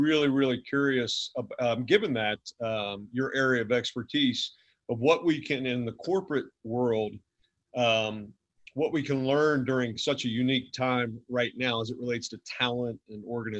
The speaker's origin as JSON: {"language": "English", "region": "Kentucky", "country": "United States", "also_born_or_lived": "Manhattan, New York", "said": "Oh, I'm from Kentucky."}